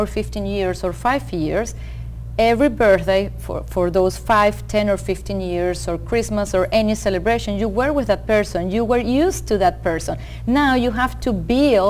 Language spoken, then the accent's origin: English; Venezuela; moved away as an adult; also born or lived in Rochester, New York, United States; now in United States; I'm originally from Venezuela